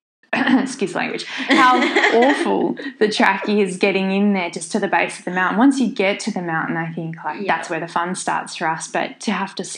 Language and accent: English; Tasmania, Australia; my home state of Tasmania